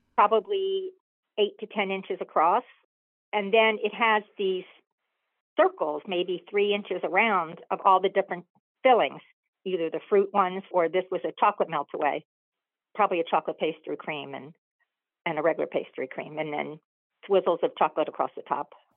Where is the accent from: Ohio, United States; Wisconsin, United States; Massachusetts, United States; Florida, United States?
Florida, United States; South; also born or lived in Boston; I live in South Florida